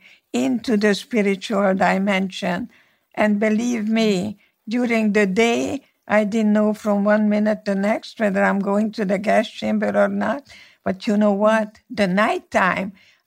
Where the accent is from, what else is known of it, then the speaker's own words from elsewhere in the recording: Slovakia; first language Hungarian; English is a second language; moved away as an adult; now in United States; Yes, I was born in Czechoslovakia. My city was part of Czechoslovakia from 1918 until 1938. Before that was the Austro-Hungarian monarchy, so my mother tongue is Hungarian.